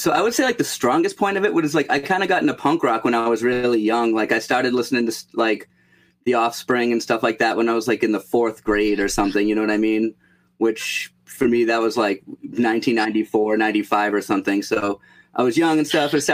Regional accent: Massachusetts, United States; growing up in Massachusetts

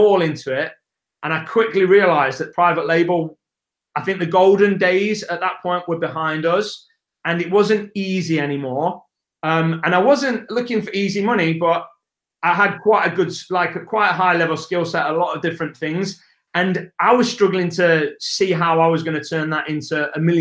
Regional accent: England, United Kingdom; accent: English; It's my English accent

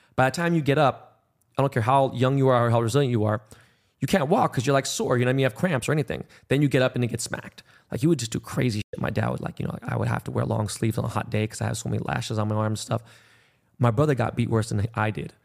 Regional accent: Los Angeles, California, United States; I was born and raised in Koreatown

